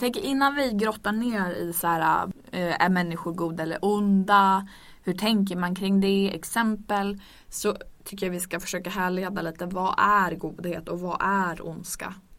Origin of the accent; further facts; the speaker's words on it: Örnsköldsvik, Västernorrland County, Sweden; Jag kommer från Örnsköldsvik